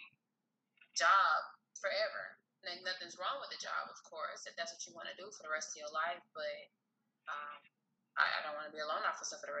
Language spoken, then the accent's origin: English; Houston, Texas, United States; moved away as an adult; now in Dallas, United States; I am from Houston, Texas originally. Been living out here in Dallas for the last 5 years.